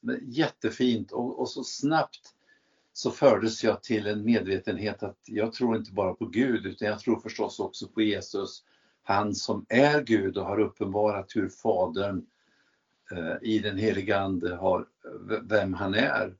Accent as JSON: {"language": "Swedish", "region": "Värmland", "country": "Sweden", "said": "jag kommer ifrån Värmland"}